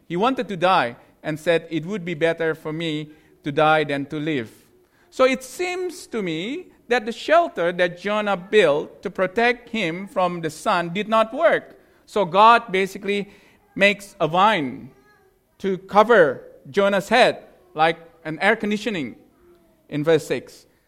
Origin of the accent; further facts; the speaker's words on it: Indonesia; moved away; I'm from Indonesia